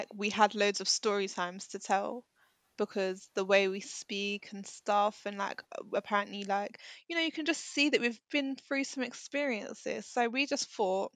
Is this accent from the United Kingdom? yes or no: yes; United Kingdom; I was born in this country